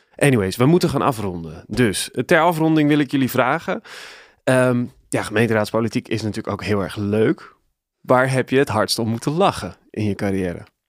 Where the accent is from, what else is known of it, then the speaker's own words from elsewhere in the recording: Nieuwegein, Utrecht, Netherlands; ik ben opgegroeid in Nieuwegein.